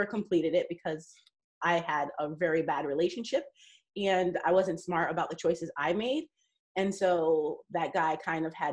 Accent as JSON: {"language": "English", "region": "New York", "country": "United States", "tie": "born or raised there", "said": "I grew up in New York"}